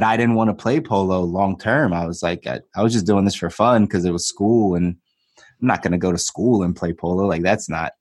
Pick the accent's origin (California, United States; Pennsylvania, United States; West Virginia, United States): Pennsylvania, United States; Philadelphia; I grew up on the East Coast. So I grew up in Philly